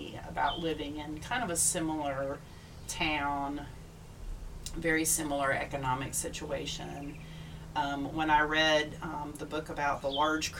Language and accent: English; South Georgia, United States; I'm also from South Georgia.